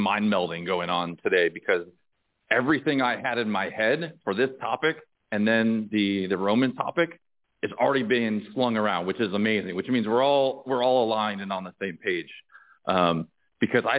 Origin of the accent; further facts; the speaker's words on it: Northeast, United States; I was a WWF guy, you know, growing up in the Northeast